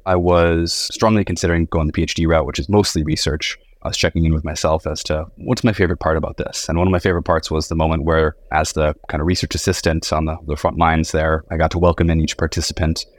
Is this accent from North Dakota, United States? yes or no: yes; North Dakota, United States; grew up in North Dakota.